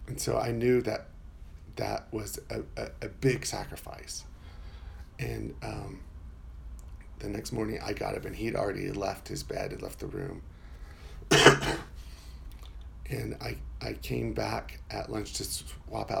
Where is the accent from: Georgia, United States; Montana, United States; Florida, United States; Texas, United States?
Florida, United States; I'm from Florida